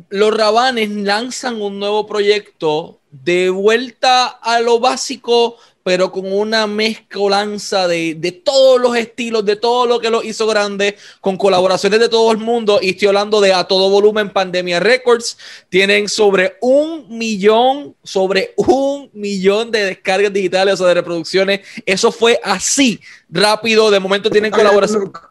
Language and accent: Spanish; Puerto Rico; te pregunto eso mismo como puertorriqueño que soy.